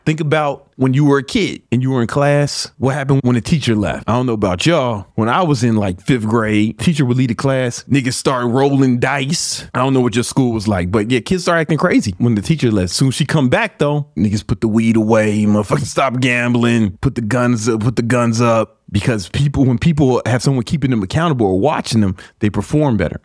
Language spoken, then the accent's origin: English; Chicago, Illinois, United States; I grew up in Southside Chicago